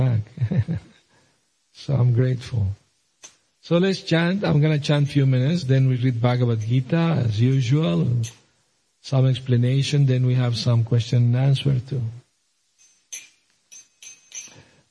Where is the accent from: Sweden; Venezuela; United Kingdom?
Venezuela; moved away; also born or lived in Aleppo, Syria; I was born in Syria, Aleppo, Middle East. My parents immigrated to Venezuela, and I grew up there.